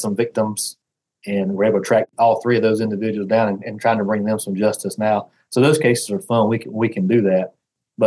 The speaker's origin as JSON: {"language": "English", "region": "Southern", "country": "United States", "accent": "deep Southern", "said": "have this terrible deep Southern accent"}